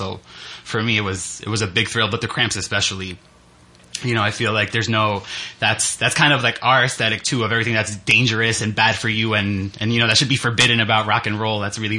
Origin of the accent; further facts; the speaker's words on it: Newark, New Jersey, United States; also born or lived in Spain; we both grew up kind of in the New York area, her in Brooklyn, and I grew up in Newark.